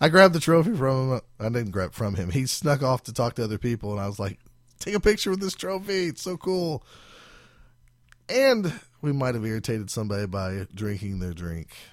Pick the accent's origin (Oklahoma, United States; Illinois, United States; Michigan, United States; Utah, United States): Oklahoma, United States; we are from Oklahoma, down here in, uh, South America.